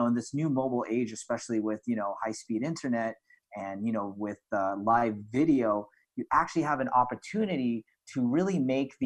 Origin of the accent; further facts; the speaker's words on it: Philippines; we're in Southeast Asia. So you have kind of that Malay type of experience. But, you know, being a colony of Spain